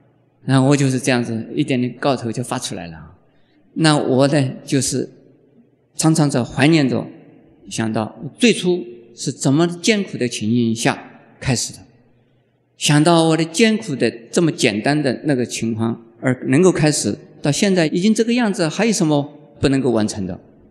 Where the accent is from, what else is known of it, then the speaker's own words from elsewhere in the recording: Taiwan; 我们开始的时候是 homeless，就是我们台湾话叫做无科的什么蜗牛